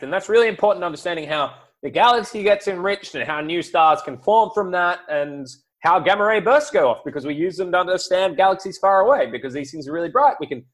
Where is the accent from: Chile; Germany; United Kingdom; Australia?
Australia; as an Australian